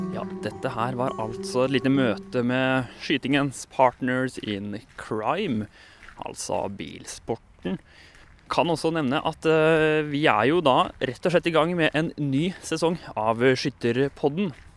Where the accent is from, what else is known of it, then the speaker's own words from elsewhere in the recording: Sarpsborg, Østfold, Norway; samme hjemby som meg